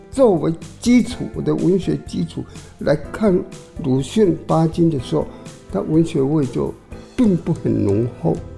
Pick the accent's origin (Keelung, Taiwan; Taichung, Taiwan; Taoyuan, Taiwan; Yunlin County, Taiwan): Taoyuan, Taiwan; Longtan; first language Taiwanese Hokkien; Chinese is a second language; also born or lived in Daxi, Taoyuan / Taipei; 扳回龙潭现在是客家庄咯